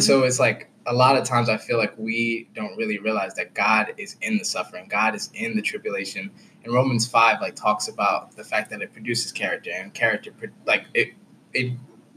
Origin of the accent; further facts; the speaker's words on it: United States; American Christians